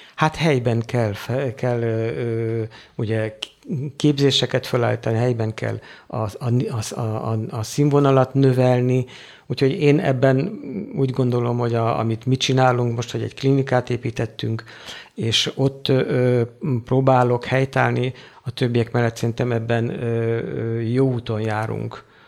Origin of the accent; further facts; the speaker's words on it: Hungary; moved away as an adult; now in Africa; én magyar vagyok, én itthon van a szívem egy jó része